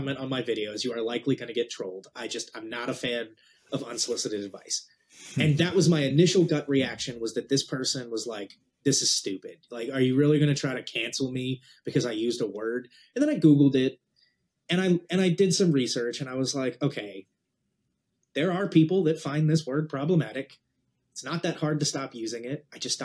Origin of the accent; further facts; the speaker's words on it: New Jersey, United States; I grew up in New Jersey as a surfer kid.